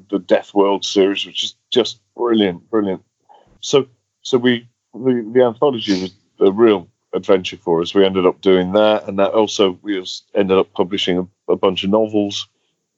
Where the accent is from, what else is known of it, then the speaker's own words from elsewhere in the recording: Derby, East Midlands, United Kingdom; in Derby Museum, my hometown